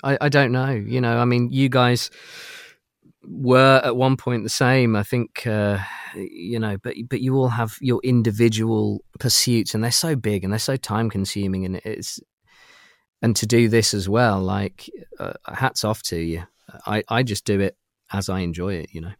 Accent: United Kingdom; accent: British; my accent is is from from the UK

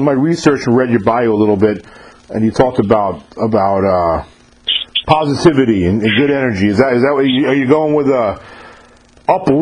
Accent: New York, United States; now in Mississippi, United States; I grew up in New York

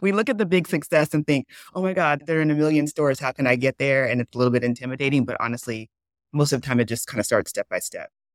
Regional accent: the South, United States; I grew up in the South. My family's from the South

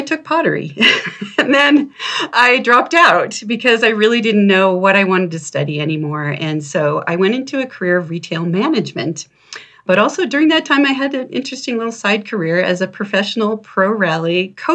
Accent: Maine, United States; I was living in Maine, and I grew up in Maine at the time.

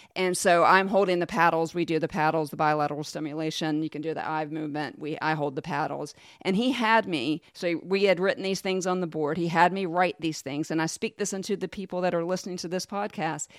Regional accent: Jacksonville, Florida, United States; I grew up in Jacksonville

